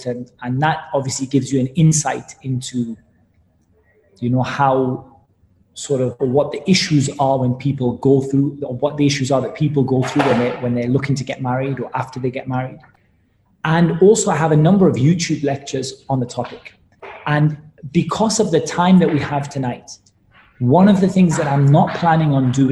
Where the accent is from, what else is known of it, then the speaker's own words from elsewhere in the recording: Newcastle upon Tyne, North East England, United Kingdom; I was born in Newcastle in the UK